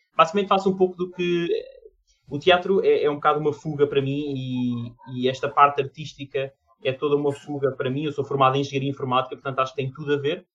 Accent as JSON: {"language": "Portuguese", "country": "Portugal", "said": "sou de Portugal, nasci em Portugal"}